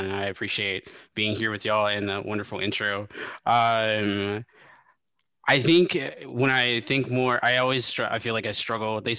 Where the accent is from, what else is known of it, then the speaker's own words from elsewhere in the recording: Memphis, Tennessee, United States; growing up in Memphis, Tennessee, and then coming from a variety of other places as well, um, and being just very well traveled because I come from a military family